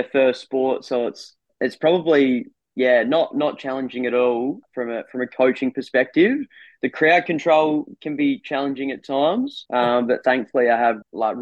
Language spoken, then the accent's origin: English; Wallaroo, South Australia, Australia; moved away as an adult; also born or lived in Adelaide, South Australia; now in Clare, Australia; grew up in Wallaroo on the York Peninsula